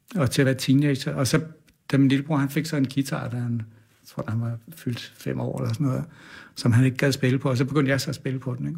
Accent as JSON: {"language": "Danish", "town": "Kastrup", "region": "Capital Region of Denmark", "country": "Denmark", "tie": "born or raised there", "said": "jeg er vokset op ude på Amager, ja. Kastrup"}